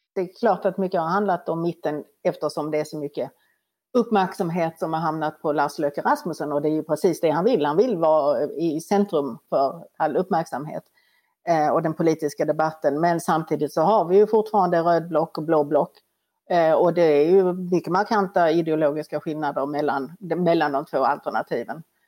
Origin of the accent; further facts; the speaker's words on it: Sweden; vi som svenskar